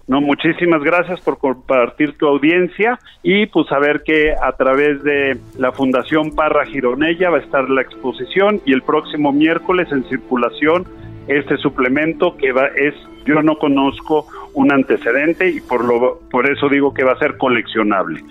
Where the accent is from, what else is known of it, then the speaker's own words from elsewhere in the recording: Mexico; nosotros como mexicanos